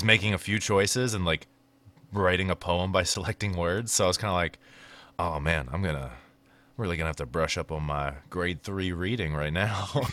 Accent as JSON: {"language": "English", "region": "Maryland", "country": "United States", "said": "I was from Maryland"}